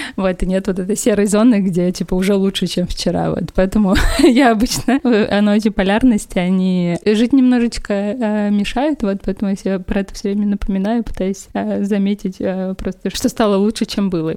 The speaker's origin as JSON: {"language": "Russian", "town": "Perm", "region": "Perm Krai", "country": "Russia", "also_born_or_lived": "Moscow", "said": "Я приехала, вернулась из Москвы в Пермь"}